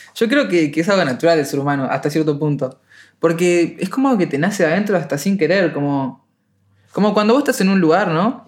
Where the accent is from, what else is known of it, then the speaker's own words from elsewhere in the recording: Uruguay; soy uruguayo